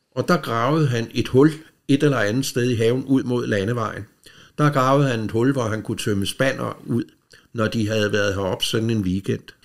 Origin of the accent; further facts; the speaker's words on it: Rødovre, Capital Region of Denmark, Denmark; de havde hus inde i Rødovre, hvor jeg er opvokset.